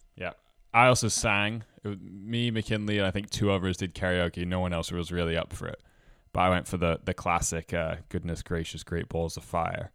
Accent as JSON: {"language": "English", "region": "Scotland", "country": "United Kingdom", "also_born_or_lived": "Toronto, Canada", "moved": "as an adult", "lives_now": "Halifax, Canada", "said": "I'm originally from Scotland, and I play the bagpipes"}